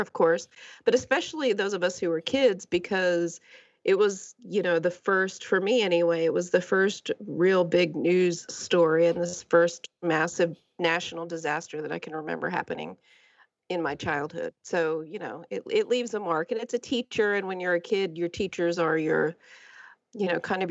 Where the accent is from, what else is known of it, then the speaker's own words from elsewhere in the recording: Lake Charles, Louisiana, United States; I grew up near Houston in Lake Charles, Louisiana, which is only a few hours outside of Houston